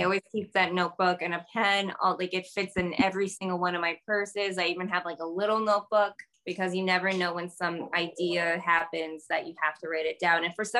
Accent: United States; I was born and raised in America

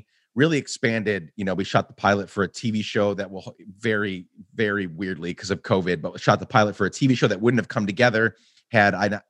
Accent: Guatemala; moved away; also born or lived in Rochester, New York; I grew up in Guatemala

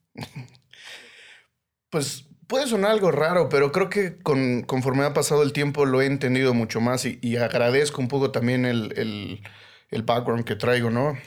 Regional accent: Mexico City, Mexico; soy Chilango

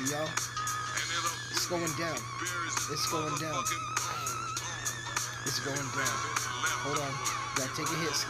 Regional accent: Colorado, United States; I'm walking down the sidewalk here in my hometown of Southern Colorado.

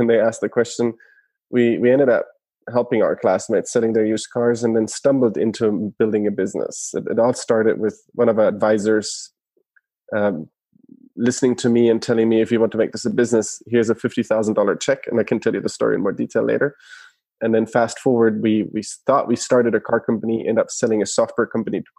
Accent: Germany; moved away as an adult; now in United States; originally from Germany, born and raised in Germany

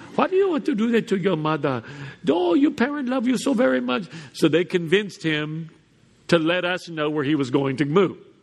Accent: Houston, Texas, United States; growing up in Houston

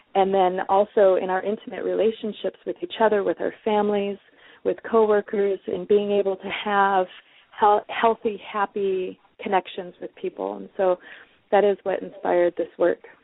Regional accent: Detroit, Michigan, United States; moved away; also born or lived in West Coast; I'm originally from Detroit, and um, Detroit people are often very outspoken. And so there is definitely part of that within the way that I was raised to be outspoken

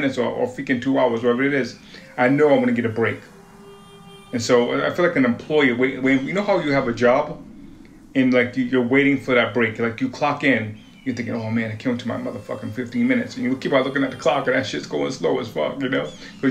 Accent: Woonsocket, Rhode Island, United States; moved away as an adult; also born or lived in Kansas City; now in Beaverton, United States; I'm from Providence, Rhode Island, or Woonsocket

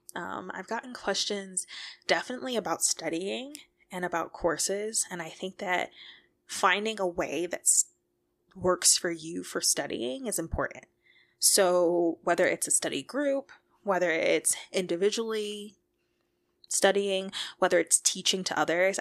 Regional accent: Detroit, Michigan, United States; moved away as an adult; also born or lived in Boulder, Colorado; I am from Detroit, Michigan

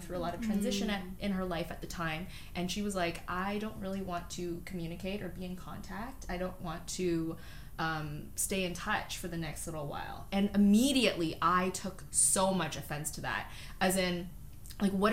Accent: Toronto, Ontario, Canada; also born or lived in North York / Scarborough / Markham; I grew up in North York. Mm-hmm. I grew up kind of all over Toronto

